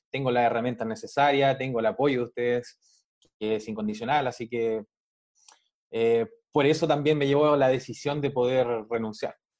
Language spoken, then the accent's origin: Spanish; Chile; yo soy de Chile, de acá, de Sudamérica